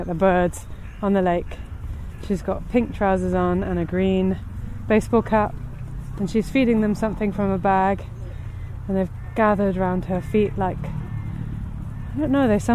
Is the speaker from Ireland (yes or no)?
no; London, United Kingdom; I grew up in London